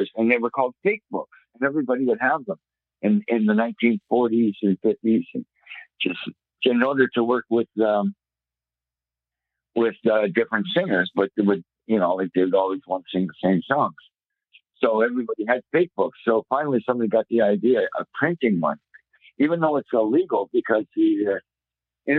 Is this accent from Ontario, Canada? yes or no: yes; Toronto, Ontario, Canada; I grew up in Toronto